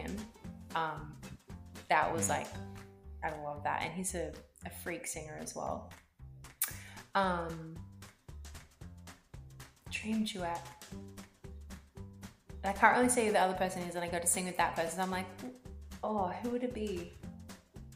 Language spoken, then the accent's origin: English; Australia; as an Australian